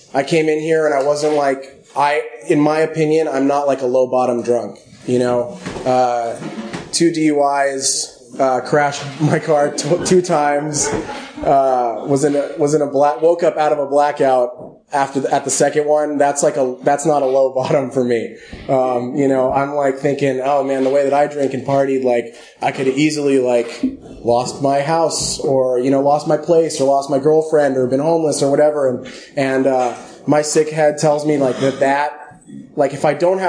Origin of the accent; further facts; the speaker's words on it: Los Angeles, California, United States; I grew up in Los Angeles.